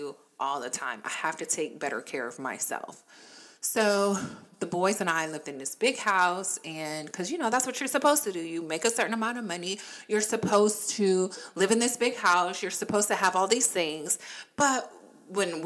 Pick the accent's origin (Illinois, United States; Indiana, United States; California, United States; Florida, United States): Florida, United States; also born or lived in Virginia; now in North Carolina, United States; as a kid, I grew up in Florida